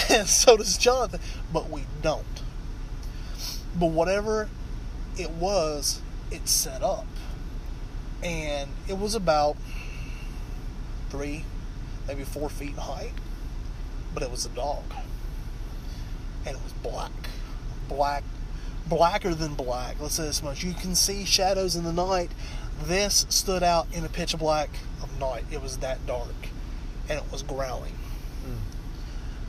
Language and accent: English; Virginia, United States; born or raised there